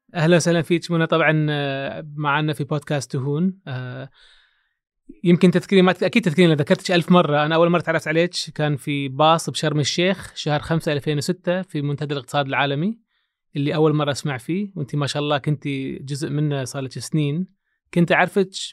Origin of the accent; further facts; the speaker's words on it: Kuwait; انا اعرف من الكويت